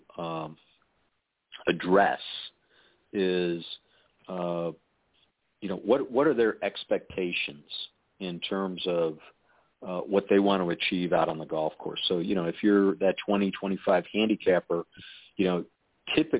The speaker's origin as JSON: {"language": "English", "town": "Chicago", "region": "Illinois", "country": "United States", "tie": "born or raised there", "also_born_or_lived": "Colorado", "moved": "yes", "said": "I grew up in Chicago"}